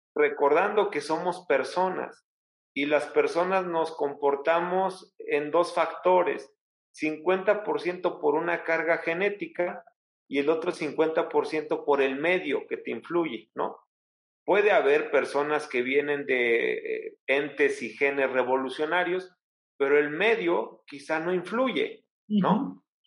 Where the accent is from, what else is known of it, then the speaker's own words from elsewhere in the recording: Alzayanca, Tlaxcala, Mexico; mi pueblo, que es el municipio de Alzayanca, la capital del estado